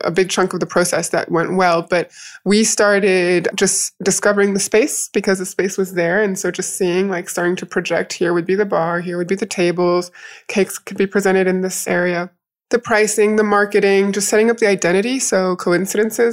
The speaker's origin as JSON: {"language": "English", "country": "United States", "tie": "born or raised there", "also_born_or_lived": "France / United Kingdom", "moved": "yes", "lives_now": "Morocco", "said": "I grew up in the United States"}